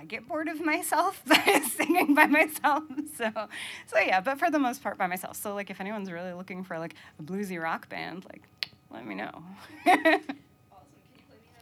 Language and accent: English; Maine, United States; moved away as an adult; also born or lived in New York City area / Georgia / Philadelphia area; now in Vermont, United States; growing up in Maine